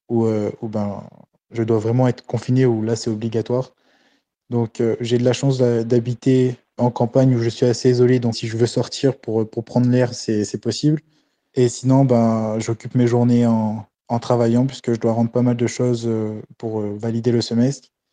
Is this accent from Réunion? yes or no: yes; Réunion; je suis arrivé aujourd'hui sur l'île de la Réunion